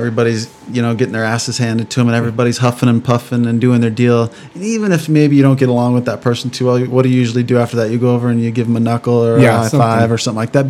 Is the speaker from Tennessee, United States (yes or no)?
no; Peoria, Arizona, United States; the 3 years I spent riding at fire stations in Peoria, and that's where I went to grade school, high school. I grew up in Peoria.